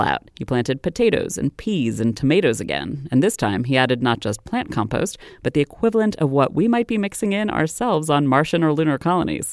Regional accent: Maryland, United States; my home state of Maryland

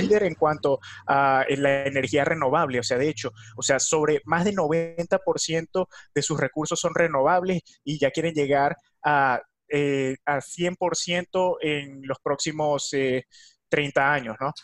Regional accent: Venezuela; Yo soy de Venezuela

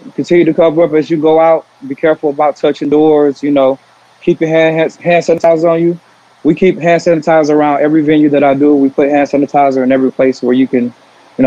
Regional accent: South Carolina, United States; now in Atlanta, United States; I'm originally from South Carolina, but Atlanta's definitely my second home. Been here since 05.

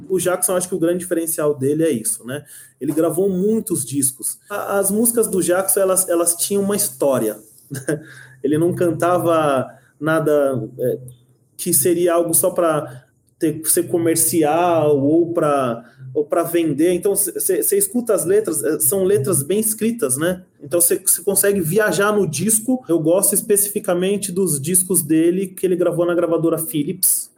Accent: São Paulo, Brazil; Eu nasci em São Paulo, mas eu sou nordestino

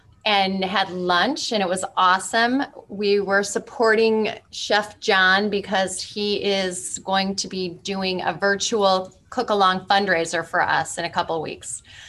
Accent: Iowa, United States; moved away as an adult; now in Lake Forest, United States; I live in Lake Forest now. I'm originally from Iowa.

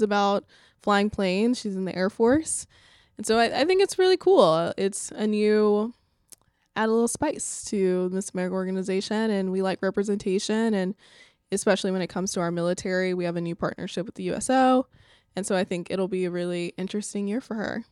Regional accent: Alabama, United States; my home state of Alabama

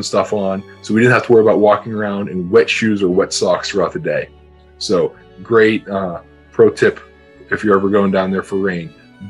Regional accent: Pittsburgh, Pennsylvania, United States; I grew up in Pittsburgh, so that's why they're my, you know, the favorite hometown team.

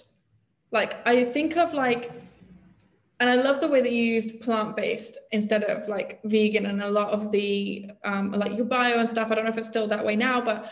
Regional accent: England, United Kingdom; I grew up in England, right? I grew up in probably pretty typical middle class, mostly not Jewish community.

